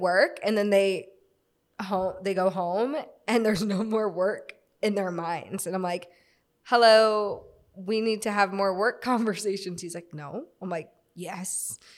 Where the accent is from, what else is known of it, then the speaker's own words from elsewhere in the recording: Florida, United States; also born or lived in Virginia; I'm from Florida. I'm from, like, a town outside of Florida, but I was born in Virginia, moved very shortly after